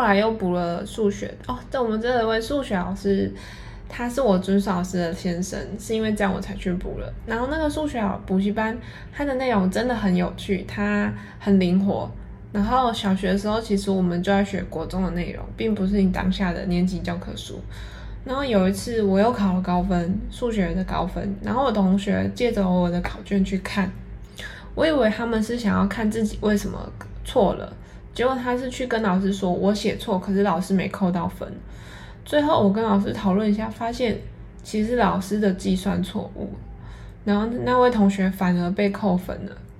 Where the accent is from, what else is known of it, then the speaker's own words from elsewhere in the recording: Yilan, Yilan County, Taiwan; 我是一个来自宜兰的女生，家里从事做工的行业